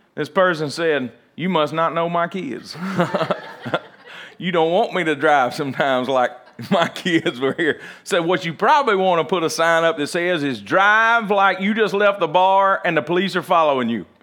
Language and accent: English; United States; even as American